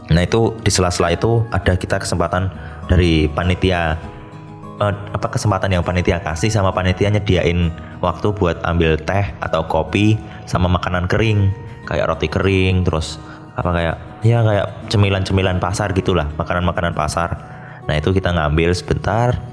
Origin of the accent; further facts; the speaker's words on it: Banyuwangi, East Java, Indonesia; dan itu pun kita kan dari Banyuwangi ya maksudnya yang dari luar Surabaya tuh ya